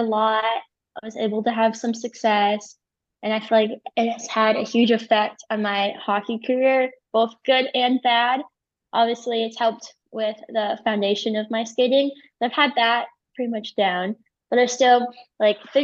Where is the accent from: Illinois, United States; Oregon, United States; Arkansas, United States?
Illinois, United States; Chicago; moved away; also born or lived in Park City, Utah; I grew up in Chicago